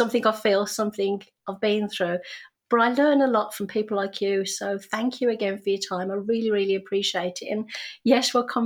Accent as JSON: {"language": "English", "country": "United Kingdom", "moved": "as an adult", "lives_now": "Canada", "said": "we didn't have peanut butter sandwiches because we're British"}